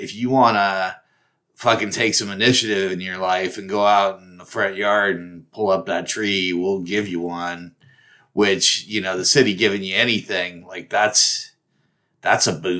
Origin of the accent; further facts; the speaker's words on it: Kansas, United States; We're from Kansas.